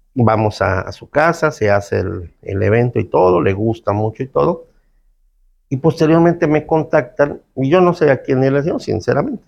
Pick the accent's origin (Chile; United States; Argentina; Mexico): Mexico; Cancún, Quintana Roo; also born or lived in Felipe Carrillo Puerto, Quintana Roo; Yo nací en Carrillo Puerto, Felipe Carrillo Puerto, un lugar que está aquí yendo para Chetumal, a, la, mitad del estado. Pero desde creo que tres, cuatro años vine a, vivir a Cancún.